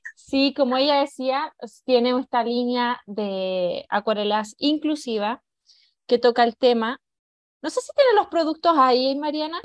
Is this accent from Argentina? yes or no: no; Chile; moved away; yo ya también llevo 20 años de, afuera de Chile, pero cada vez que voy a Chile